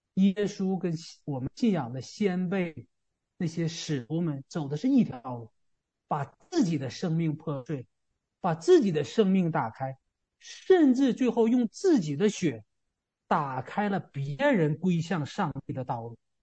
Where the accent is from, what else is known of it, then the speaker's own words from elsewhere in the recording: China; 这个事儿好像跟我们中国人就没关系